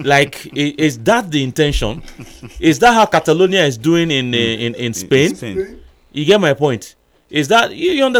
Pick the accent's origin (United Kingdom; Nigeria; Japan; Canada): Nigeria; I'm still a Nigerian.